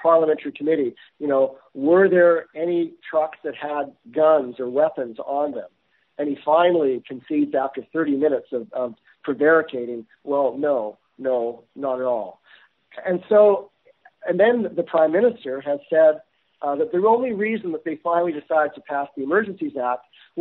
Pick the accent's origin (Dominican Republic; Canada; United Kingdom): Canada; as a Canadian citizen